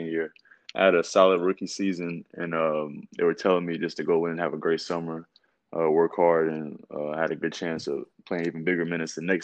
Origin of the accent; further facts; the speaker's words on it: Hendersonville, Tennessee, United States; I'm from Hendersonville, Tennessee